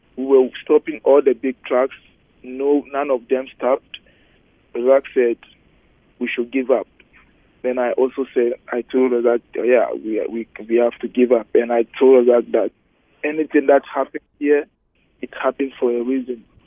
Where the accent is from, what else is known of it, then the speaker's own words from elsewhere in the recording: Accra, Greater Accra, Ghana; English is a second language; also born or lived in United States; now in Winnipeg, Canada; I told him I'm from Ghana.